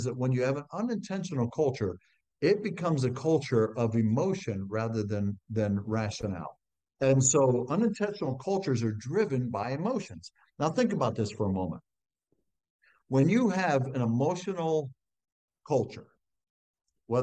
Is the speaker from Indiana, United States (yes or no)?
no; Ohio, United States; growing up in Ohio on a farm, I was one of six kids